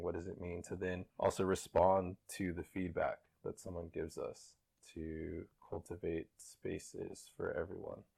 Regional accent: Kansas City, United States; I'm from Kansas City, born and raised

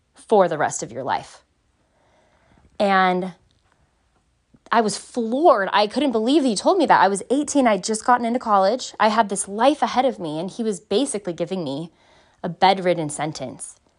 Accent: Southern California, United States; I grew up in Southern California

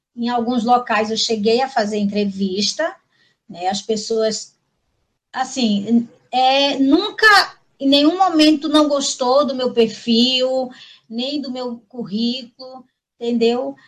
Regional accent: Pernambuco, Brazil; now in Marabá, Brazil; eu sou pernambucana, mas estou aqui em Marabá já faz 26 anos

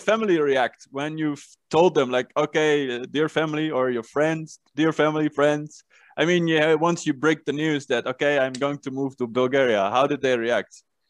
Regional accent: Netherlands; English is a second language; Yeah, well, I'm from Holland, which is one of the most agenda countries, I think.

